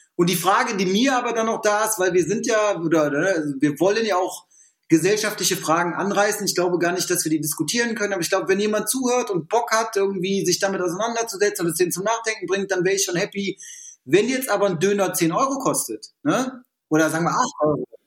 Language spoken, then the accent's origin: German; Düsseldorf, North Rhine-Westphalia, Germany; wir sind Düsseldorfer